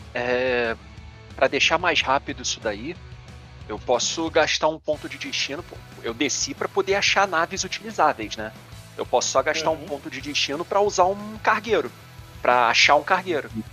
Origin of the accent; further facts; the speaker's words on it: Rio de Janeiro, Brazil; sou do Rio.